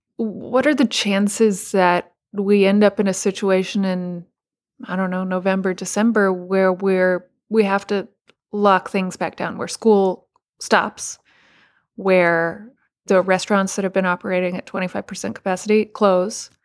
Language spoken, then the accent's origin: English; Texas, United States; moved away; I'm from Texas, my family's in Texas